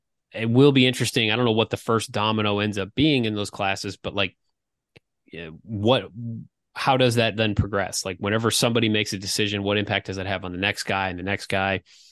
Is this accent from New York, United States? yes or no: no; Toledo, Ohio, United States; back in my hometown area. Always like to see a Northwest Ohio kid, doing well.